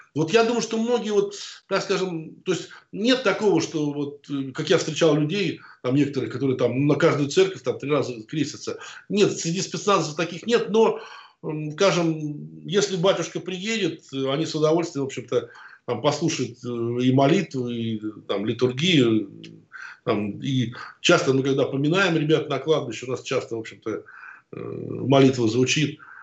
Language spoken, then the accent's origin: Russian; Moscow, Russia; also born or lived in Oryol / Chechnya; ни к Москве, в которой я родился, там, ни в Орле, в котором я учился